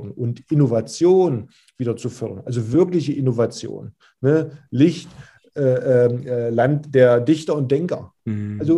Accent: Magdeburg, Saxony-Anhalt, Germany; moved away as an adult; now in Kiel, Germany; Ich bin ja gebürtiger Magdeburger, war zu der Zeit Kapitän, Führungsspieler in der Mannschaft.

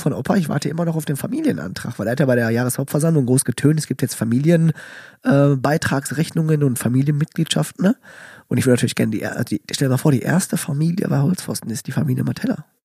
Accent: Calabria, Italy; ich komme aus Kalabrien

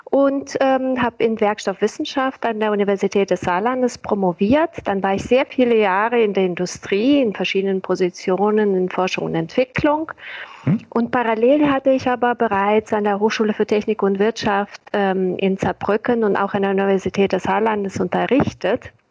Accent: Bulgaria; born there; Ich bin gebürtige Bulgarin, das erklärt vielleicht den Zungenbrecher.

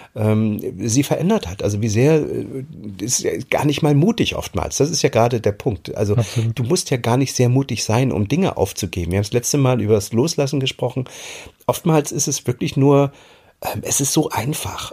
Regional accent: East Germany, Germany; moved away as an adult; also born or lived in Hamburg; now in Mecklenburg, Germany; ich bin damals äh, in der DDR groß geworden

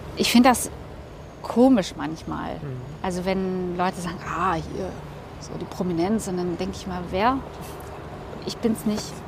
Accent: North Rhine-Westphalia, Germany; moved away as an adult; now in Cologne, Germany; ich bin Westfälin.

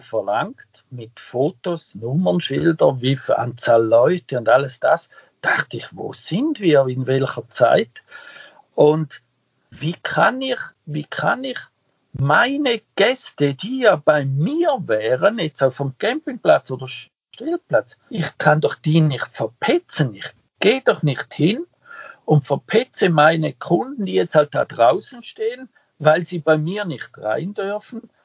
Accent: Switzerland; moved away; ich nenne mich ja Ausländer, ich bin ja ein Schweizer

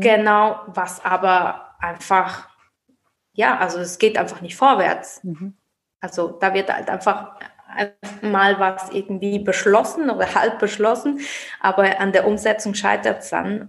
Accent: Basel, Basel-Stadt, Switzerland; moved away as an adult; now in Mainz, Germany; ich selbst bin Schweizerin aus Basel

